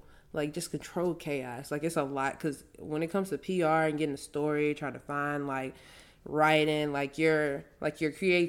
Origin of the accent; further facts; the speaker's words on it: Louisiana, United States; also born or lived in Frisco / Houston; I came from Louisiana to Frisco, to Houston, back to Frisco, and living in all those different areas and coming in contact with so many different people.